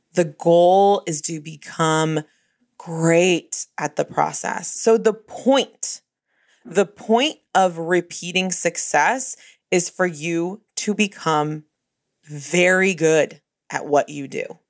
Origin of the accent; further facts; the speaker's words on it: Bay Area, California, United States; I'm from the Bay Area